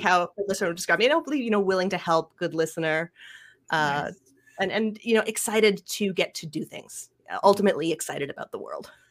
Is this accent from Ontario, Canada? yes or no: yes; Ottawa, Ontario, Canada; also born or lived in Montreal; I grew up in Ottawa, is the town I grew